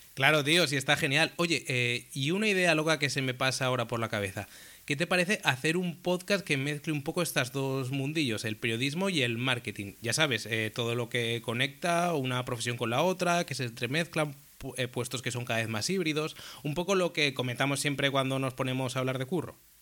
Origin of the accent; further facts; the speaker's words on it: Zaragoza, Aragon, Spain; moved away as an adult; now in Valencia, Spain; soy de Zaragoza, aunque desde hace ya unos años vivo en Valencia